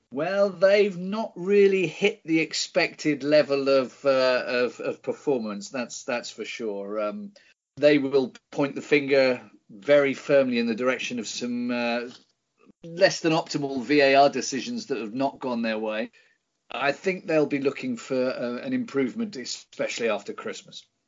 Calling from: Cologne, North Rhine-Westphalia, Germany; I'm calling from a very cold Cologne

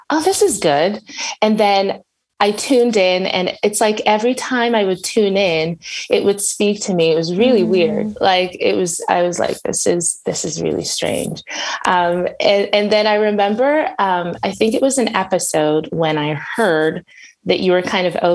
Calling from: Edmonton, Alberta, Canada; So okay. specifically my city is Edmonton. So like Western Canada.

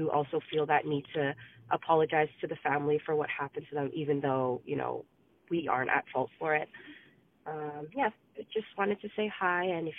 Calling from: Vancouver, British Columbia, Canada; I'm calling from Vancouver.

